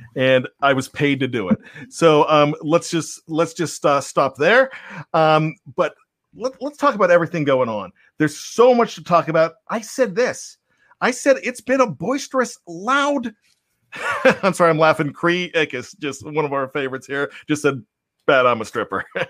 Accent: Johnstown, Pennsylvania, United States; my Yinzer hood because I grew up in Johnstown, P

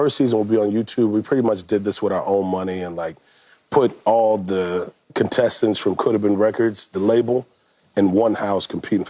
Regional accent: Atlanta, Georgia, United States; No, I'm not from Houston. I'm from Atlanta.

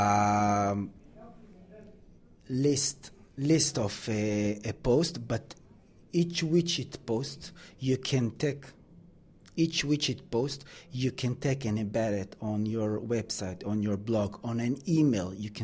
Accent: Israel; moved away as an adult; now in London, United Kingdom; Israel, with all due respect to my country

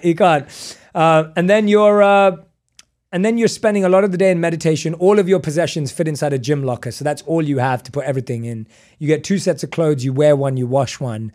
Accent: London, United Kingdom; moved away; I was born and raised in London.

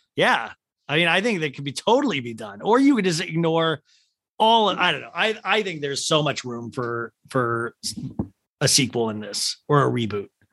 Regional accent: Olathe, Kansas, United States; I'm from Olathe, Kansas

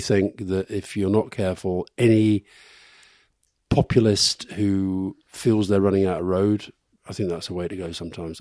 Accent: England, United Kingdom; I was born in England

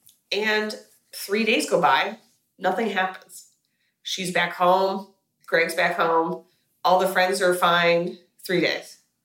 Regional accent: United States; as an American

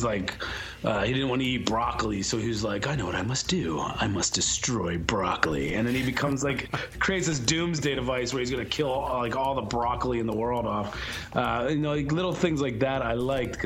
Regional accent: United States; growing up in America in, you know, this early, like the late 70s, early 80s

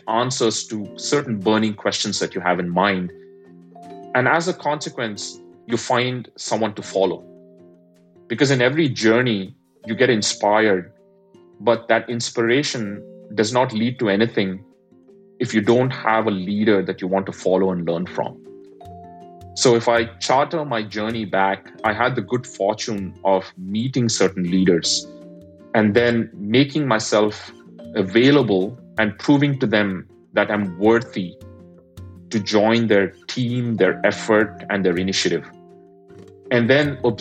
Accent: India; moved away; I'm an immigrant, I grew up in India

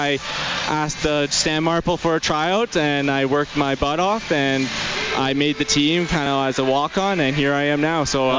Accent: Fort Saskatchewan, Alberta, Canada; Fort Saskatchewan.

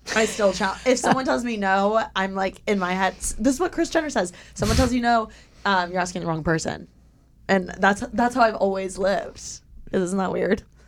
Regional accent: Indiana, United States; born or raised there; moved away as an adult; now in Los Angeles, United States

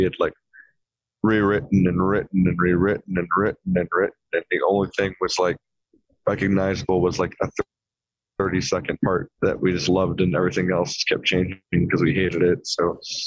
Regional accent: Orange County, California, United States; we're four guys from Orange County, California. We live 15 minutes from Disneyland

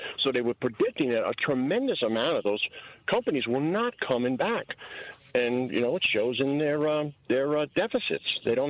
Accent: Long Island, New York, United States; I grew up outside of New York City on Long Island

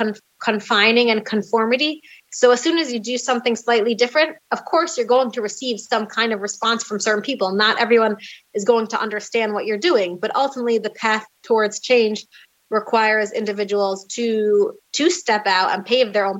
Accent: United States; now in Jerusalem, Israel; I was raised in a more open-minded, you know, still very religious American community

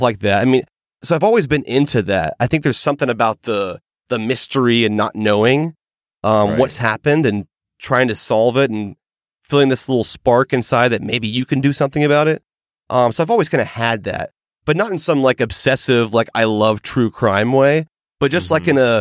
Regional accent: Georgia, United States; in my home state, which is Georgia

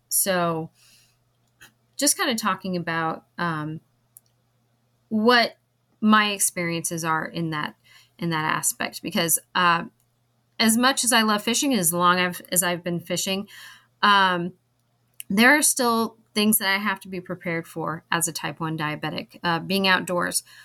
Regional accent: California, United States; moved away as an adult; also born or lived in Hawaii; now in North Carolina, United States; growing up in California, I fished with my dad

